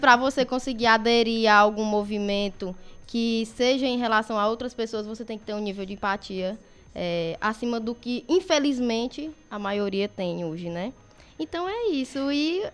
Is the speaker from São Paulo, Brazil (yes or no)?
no; Crateús, Ceará, Brazil; sou natural de Crateús.